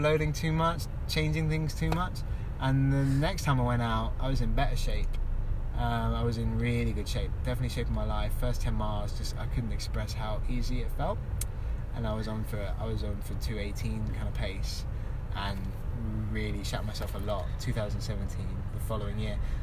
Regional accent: London, United Kingdom; moved away as an adult; also born or lived in Kenya; now in Blaenau Ffestiniog, United Kingdom; I'm from England, born and bred in London

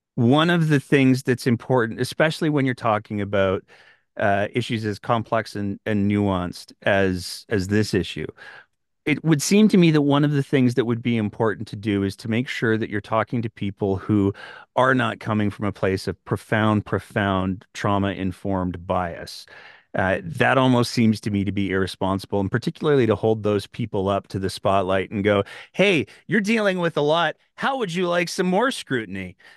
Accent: Northern Alberta, Canada; I grew up in Northern Alberta

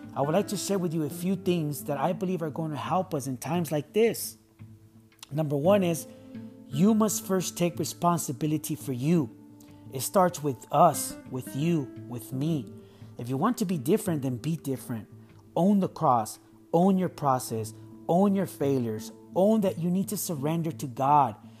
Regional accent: San Diego, California, United States; Growing up in San Diego in the 90s was tough, and I did experience racism

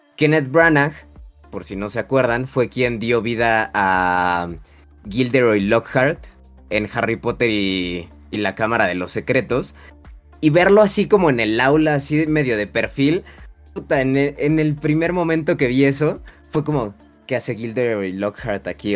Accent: Mexico; nuestra cultura como mexicanos

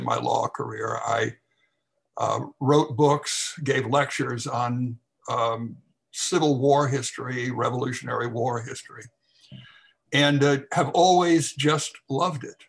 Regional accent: Lexington, Kentucky, United States; I'm born and raised in Kentucky, and lived all my life here

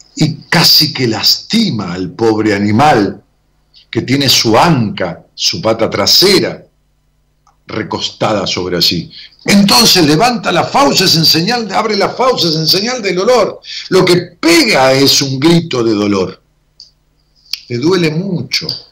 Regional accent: Ramos Mejía, Buenos Aires Province, Argentina; mi pueblo, Ramón Mejía, que le digo pueblo cariñosamente

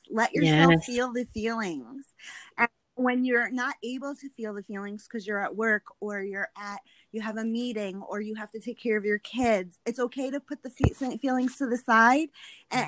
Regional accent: New York, United States; I'm an Italian New Yorker

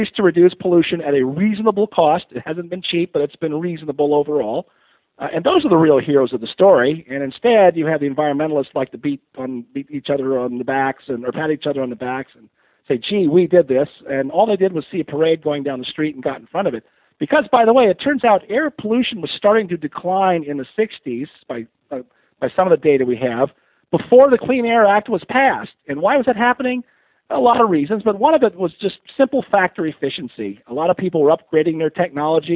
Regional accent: Pasadena, California, United States; I grew up in the Pasadena area in L.A. in the 60s and 70s

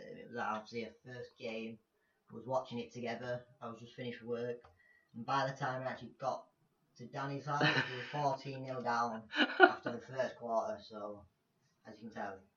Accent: England, United Kingdom; As we are from England

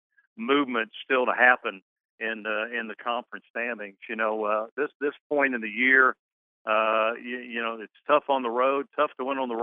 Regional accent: Ohio, United States; now in Hattiesburg, United States; I grew up in Ohio

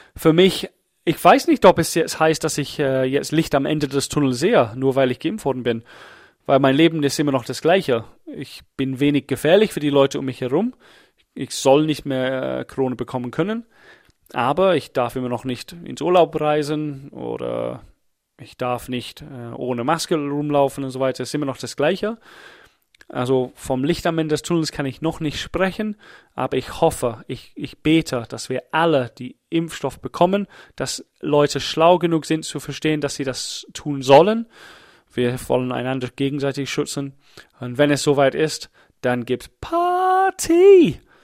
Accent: England, United Kingdom; German is a second language; now in Germany; Ich bin Engländer

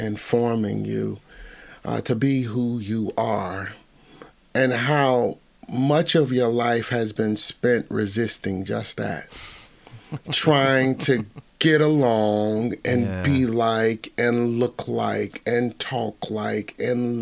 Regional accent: Cincinnati, Ohio, United States; I'm from the Midwest

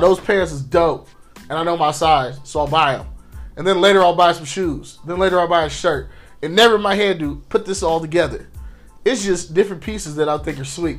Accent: Inkster, Michigan, United States; also born or lived in Ypsilanti, Michigan; I grew up in Inkster

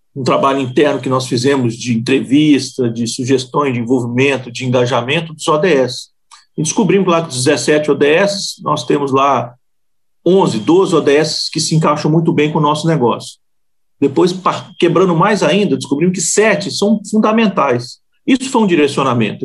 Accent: Minas Gerais, Brazil; mineiro, né? Nós somos aqui de Minas

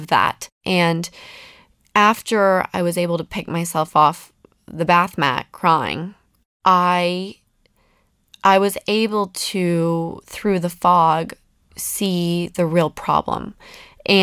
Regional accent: Salt Lake City, Utah, United States; I come from Salt Lake City

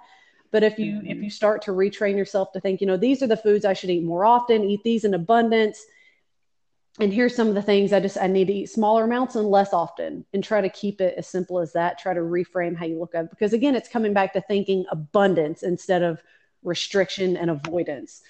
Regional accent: Kentucky, United States; I'm from Kentucky

